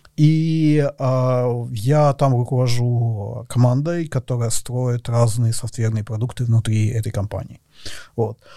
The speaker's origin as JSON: {"language": "Russian", "country": "Russia", "also_born_or_lived": "Moscow", "moved": "as an adult", "said": "я из России, я переехал в Москву"}